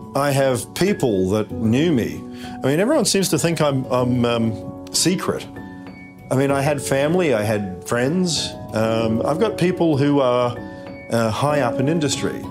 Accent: Australia; I'm Australian

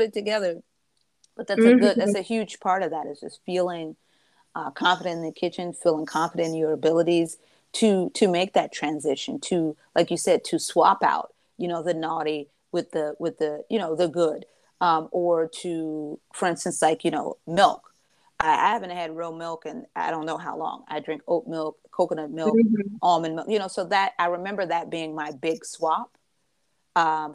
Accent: Michigan, United States; moved away; I know my hometown, you know, I'm from Michigan

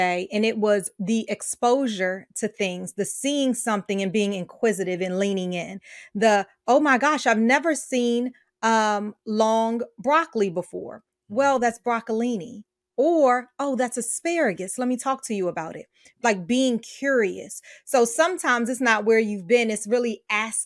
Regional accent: New York City, New York, United States; my family lived off Leffers Ave in Brooklyn

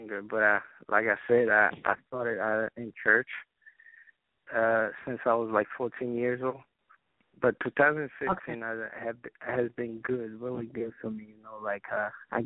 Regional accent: Haiti; now in New Jersey, United States; growing up in Haiti

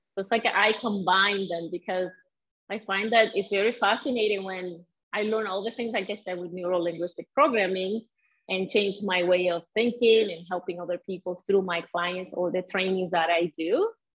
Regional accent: Venezuela; English is a second language; moved away as an adult; also born or lived in Edmonton, Canada / Calgary, Canada / Winnipeg, Canada; now in Sudbury, Canada; I grew up in Venezuela

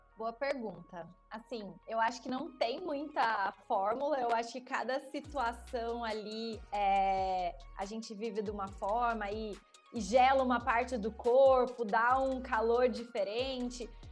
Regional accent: interior of São Paulo, Brazil; sou do interior de São Paulo

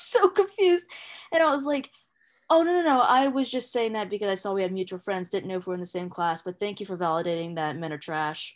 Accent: Ohio, United States; moved away as an adult; now in California, United States; I'm from Ohio, I came out to California with my sister's family

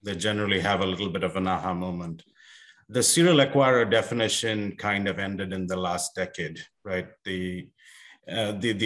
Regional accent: India; moved away as an adult; also born or lived in South Africa / Australia / Europe; now in United States; I was born and raised in India

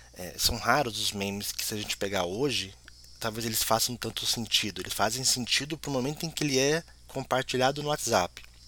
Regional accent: Brazil; como brasileiro

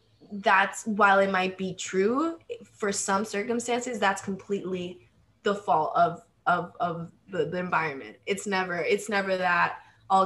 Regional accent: Argentina; English is a second language; moved away; I grew up in Argentina and we don't have a word for queer

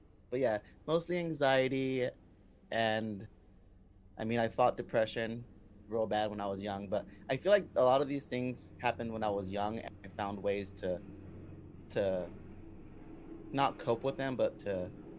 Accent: San Diego, California, United States; moved away as an adult; now in Cincinnati, United States; So I was born and raised in San Diego, California. I'm 30 years old. I danced for the majority of my life. And now I just recently in the past year, I think, past year and a month, I moved over here to Cincinnati

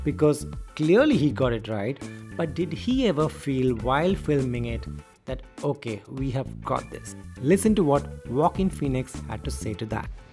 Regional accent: India; I was from India

